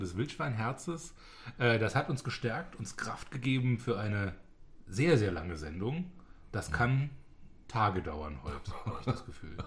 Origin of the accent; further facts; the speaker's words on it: Rhineland-Palatinate, Germany; bei uns in der Pfalz